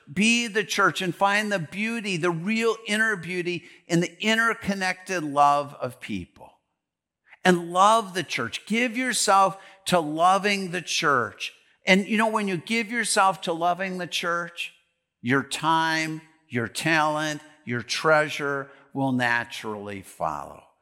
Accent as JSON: {"language": "English", "town": "Green Bay", "region": "Wisconsin", "country": "United States", "tie": "born or raised there", "moved": "yes", "lives_now": "Delano, United States", "said": "I grew up in Green Bay, Wisconsin"}